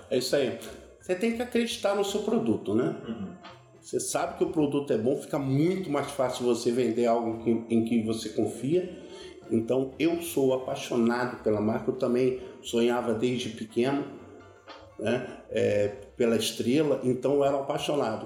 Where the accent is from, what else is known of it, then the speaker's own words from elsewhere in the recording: Brasília, Federal District, Brazil; also born or lived in Duque de Caxias, Rio de Janeiro; E meu pai, quando eu tinha seis anos de idade, papai foi transferido para Brasília